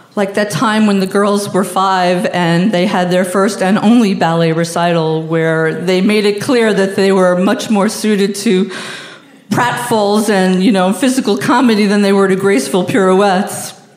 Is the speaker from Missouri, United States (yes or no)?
no; Long Island, New York, United States; I'm a middle class Jew from Long Island.